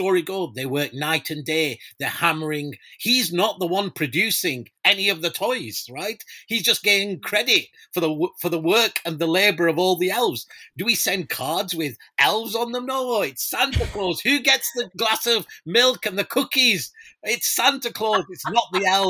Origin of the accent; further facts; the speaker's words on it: Pakistan; moved away; I'm originally from Pakistan